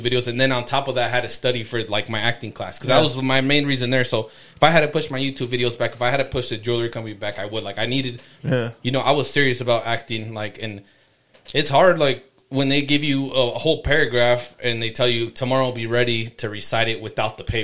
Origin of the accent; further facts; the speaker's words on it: Yuma, Arizona, United States; moved away as an adult; also born or lived in Los Angeles / Idaho; I grew up in Yuma